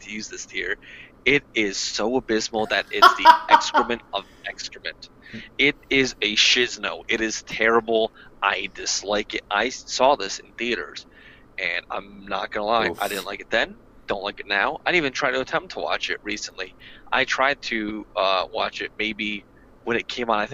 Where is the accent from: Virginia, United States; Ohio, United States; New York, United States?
New York, United States; New York City; As local New Yorker here